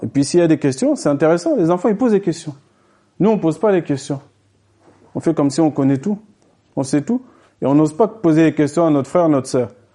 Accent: France; nous, on est français, donc ça nous est traduit dans notre langue française

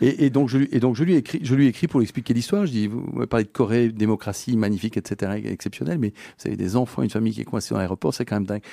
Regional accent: Belgium; je suis un petit Belge, euh, tranquille

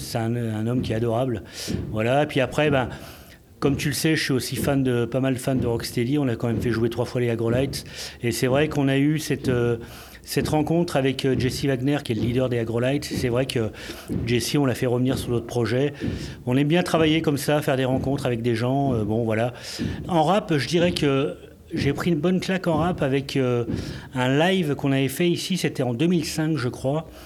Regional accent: Grenoble, Auvergne-Rhône-Alpes, France; moved away as an adult; now in Beauvais, France; je suis de Grenoble

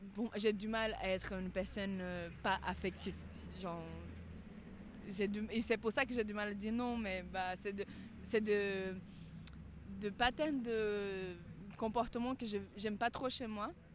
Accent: Amazonia, Brazil; French is a second language; moved away as an adult; now in Paris, France; là d'où je viens en Amazonie, on a plusieurs fêtes, euh, comme partout au Brésil

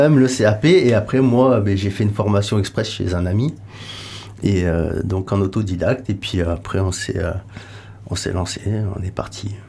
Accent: Lyon, Auvergne-Rhône-Alpes, France; moved away; moi de Lyon

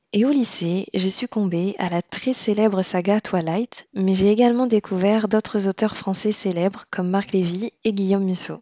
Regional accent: Réunion; moved away as an adult; also born or lived in Poitiers; je suis née et j'ai grandi à La Réunion

